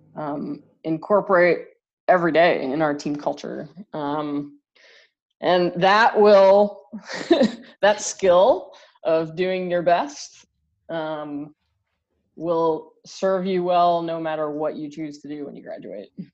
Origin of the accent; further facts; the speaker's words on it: Canada; now in Michigan, United States; I'm Canadian